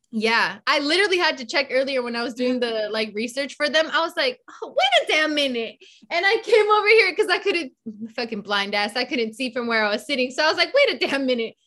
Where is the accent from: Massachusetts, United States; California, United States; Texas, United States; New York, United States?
California, United States; the Bay Area; growing up in the Bay, like being exposed to so many different cultures